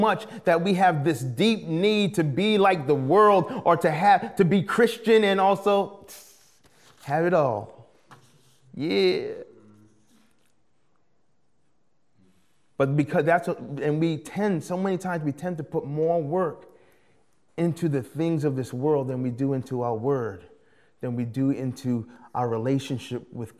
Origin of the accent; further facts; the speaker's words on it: United States; moved away as an adult; also born or lived in British Columbia, Canada; being an American